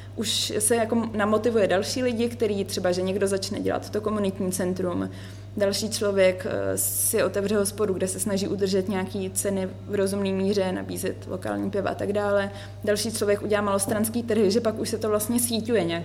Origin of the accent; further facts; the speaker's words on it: Prague, Czechia; moved away as an adult; now in Marseille, France; já jsem prožila celý život v Praze